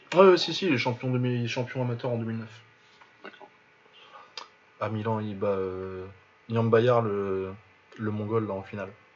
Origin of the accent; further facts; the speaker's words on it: France; on est français